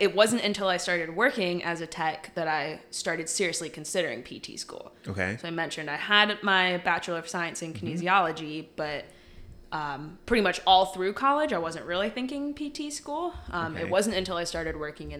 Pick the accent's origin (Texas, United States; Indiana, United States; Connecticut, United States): Connecticut, United States; moved away as an adult; also born or lived in Williamsburg, Virginia; I grew up in Connecticut